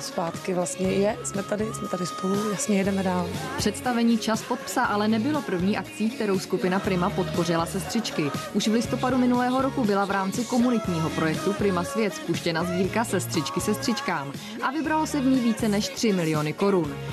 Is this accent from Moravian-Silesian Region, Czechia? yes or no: no; Havlíčkův Brod, Vysočina Region, Czechia; pocházím z Havičku a Brodu